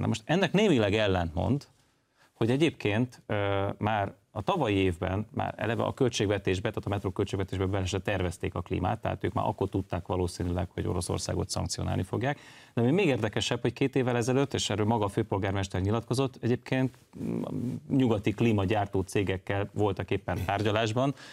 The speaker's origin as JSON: {"language": "Hungarian", "region": "Budapest", "country": "Hungary", "tie": "born or raised there", "said": "én úgy nőttem föl, hogy a BKV-n nem volt klíma"}